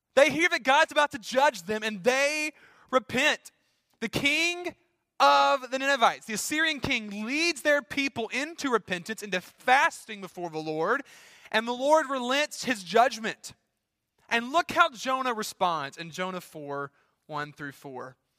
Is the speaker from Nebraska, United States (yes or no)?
no; Louisiana, United States; my home state, Louisiana.